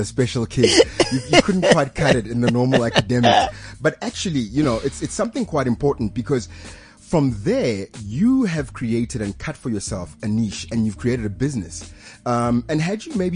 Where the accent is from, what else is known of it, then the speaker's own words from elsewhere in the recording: Pretoria, Gauteng, South Africa; I grew up in Pretoria.